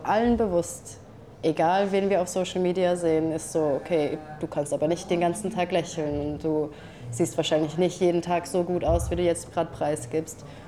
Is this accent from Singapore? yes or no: yes; Singapore; moved away as an adult; now in Switzerland; ich bin in Singapur aufgewachsen